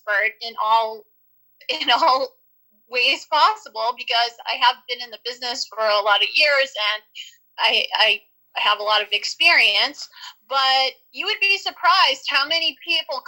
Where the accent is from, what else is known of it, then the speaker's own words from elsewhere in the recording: New Orleans, Louisiana, United States; moved away as an adult; now in Los Angeles, United States; I'm originally from New Orleans, Louisiana, and I moved out to Los Angeles years ago to pursue a career in show business.